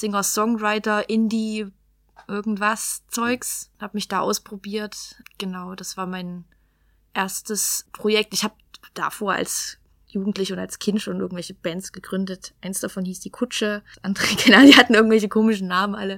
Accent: Geringswalde, Saxony, Germany; also born or lived in Rochlitz; now in Chemnitz, Germany; ich bin aus, also in Rochlitz geboren und bin äh, bis zu meinem 17., 18. Lebensjahr habe ich in Geringswalde gelebt

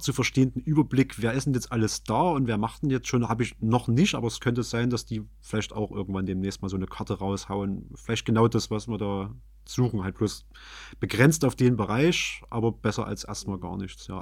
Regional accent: Chemnitz, Saxony, Germany; als Chemnitzer

